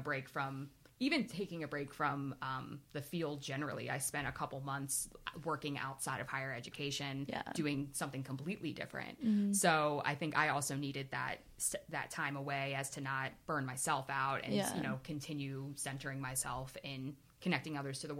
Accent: Warminster, Pennsylvania, United States; moved away as an adult; also born or lived in Albany, New York; I'm from the Warminster, Southampton area originally.

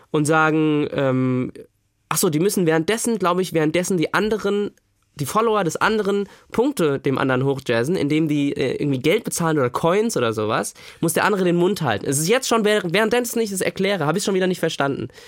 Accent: Frankfurt, Hesse, Germany; Also ich, ich komme ja aus Frankfurt und Umgebung und ähm, da war

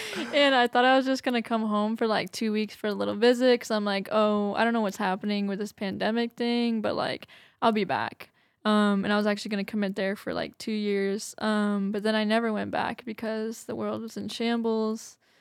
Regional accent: Massachusetts, United States; moved away as an adult; also born or lived in New Bedford, Massachusetts; now in Redding, United States; I'm from Massachusetts

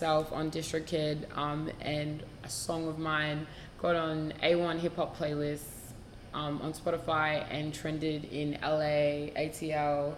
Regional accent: Melbourne, Victoria, Australia; I'm from Melbourne, Australia

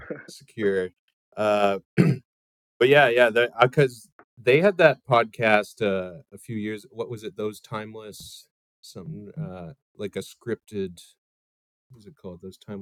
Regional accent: Edmonton, Alberta, Canada; I grew up in Edmonton, Alberta, which is like, it's got like a million people, but it's like Midwest Canada. And so it's like fuck, nothing's going on out there. But I found it leads to like a lot of like creative people

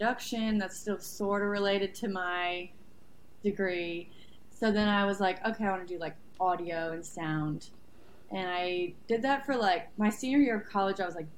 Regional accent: North Haven, Connecticut, United States; moved away as an adult; also born or lived in Rhode Island; now in Nashville, United States; I was born and raised in North Haven, Connecticut.

